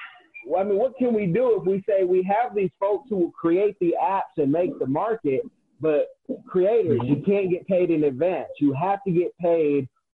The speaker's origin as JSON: {"language": "English", "region": "California", "country": "United States", "also_born_or_lived": "Midwest", "said": "I'm from California"}